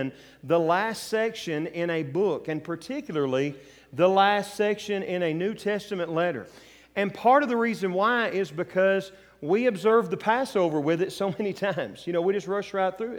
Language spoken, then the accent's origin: English; West Tennessee, United States; also born or lived in Bear Valley; I was born and raised in West Tennessee. I'm preaching in a congregation now that's literally 8 miles from where I grew up